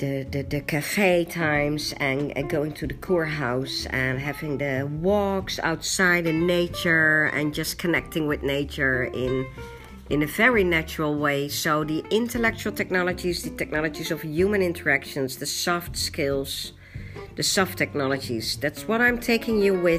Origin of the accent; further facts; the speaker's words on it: The Hague, South Holland, Netherlands; also born or lived in London; I was born in London and I was raised in Scheveningen in The Hague in the Netherlands.